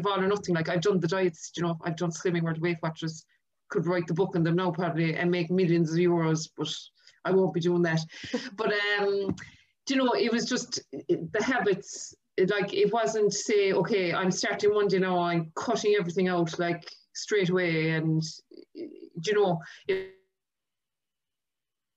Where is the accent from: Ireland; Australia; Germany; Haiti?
Ireland; I'm from Clarny and I'm working in Permanent TSB in Tralee as a mortgage advisor there